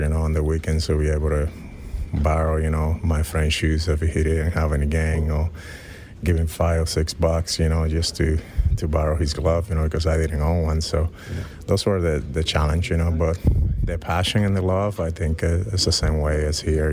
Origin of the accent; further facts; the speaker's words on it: Dominican Republic; moved away; growing up in the Dominican Republic, being born and raised in there